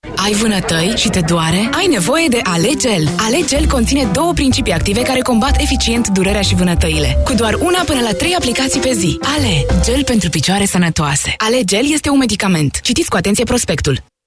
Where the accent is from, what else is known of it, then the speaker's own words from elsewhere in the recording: Oltenia, Romania; noi oltenii